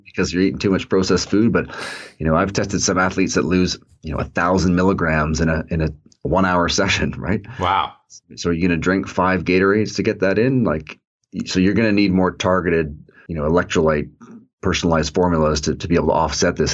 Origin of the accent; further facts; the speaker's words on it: Toronto, Ontario, Canada; I grew up in Toronto